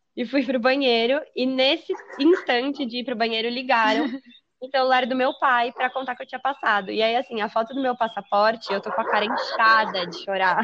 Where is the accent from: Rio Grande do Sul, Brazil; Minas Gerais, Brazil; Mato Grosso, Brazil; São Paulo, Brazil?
São Paulo, Brazil; Taubaté; also born or lived in Israel; E eu nasci em São Paulo, 1995, tenho 25 anos. E fiquei lá, morei lá até os meus oito ou nove anos, que foi quando meus pais se separaram e eu me mudei para Taubaté, no Vale do Paraíba